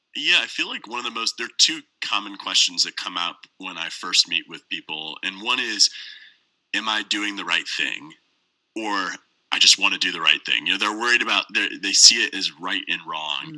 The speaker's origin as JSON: {"language": "English", "town": "St. Louis", "region": "Missouri", "country": "United States", "tie": "born or raised there", "said": "I was born and raised in St. Louis. I currently live here now"}